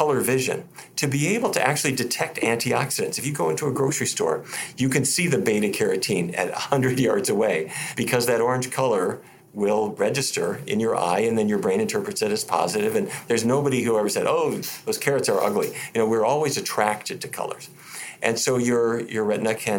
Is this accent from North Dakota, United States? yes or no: yes; Fargo, North Dakota, United States; I was raised in Fargo, North Dakota, middle of cattle country